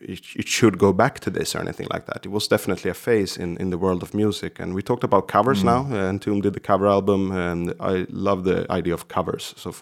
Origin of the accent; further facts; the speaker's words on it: Stockholm County, Sweden; I'm from Krans kommun, as we say, which is like a, let's say, small cities or communes that surround Stockholm.